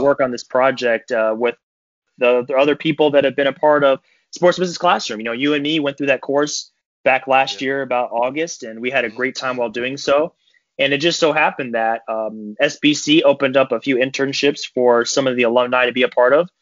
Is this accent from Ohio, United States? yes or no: yes; Cleveland, Ohio, United States; I'm from Cleveland